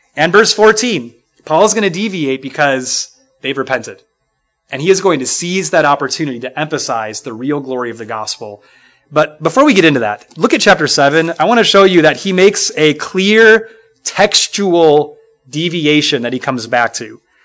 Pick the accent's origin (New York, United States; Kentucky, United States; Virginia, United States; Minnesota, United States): Minnesota, United States; The church I grew up in in Minnesota